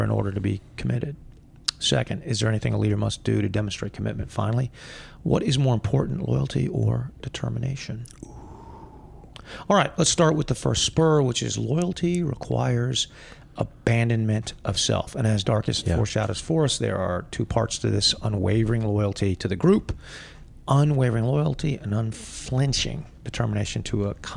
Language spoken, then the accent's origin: English; United States; I am an American, which I am